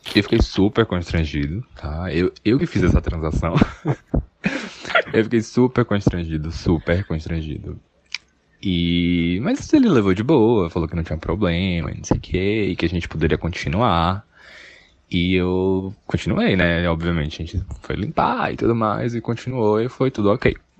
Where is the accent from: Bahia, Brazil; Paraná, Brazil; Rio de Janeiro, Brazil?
Bahia, Brazil; Salvador; eu sou de Salvador